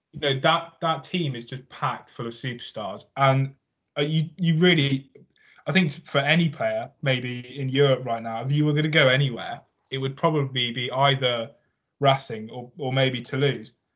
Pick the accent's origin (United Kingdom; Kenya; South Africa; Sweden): United Kingdom; Somerset, South West England; also born or lived in London; I reside or I come from Somerset, the mighty Somerset. Um, born in London, lived there for a very, very short amount of time. Um, moved down here, and I've uh, been stuck here ever since, really.